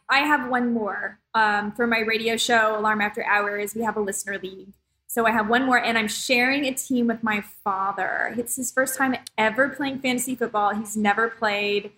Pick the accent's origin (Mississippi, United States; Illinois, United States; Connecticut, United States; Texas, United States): Texas, United States; Dallas; I grew up in Dallas